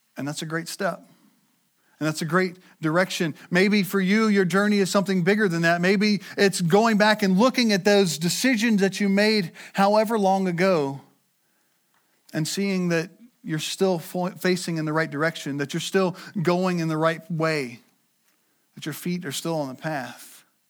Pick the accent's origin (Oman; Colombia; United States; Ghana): United States; we as American Christians